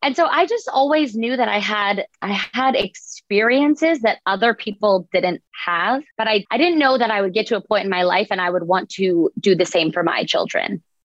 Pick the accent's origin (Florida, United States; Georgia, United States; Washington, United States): Florida, United States; Boca Raton; I grew up in Boca Raton and went to a private school